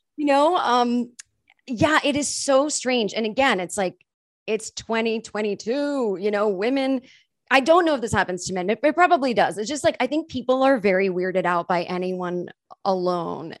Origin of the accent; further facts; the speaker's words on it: Massachusetts, United States; I'm from Massachusetts and we say Mary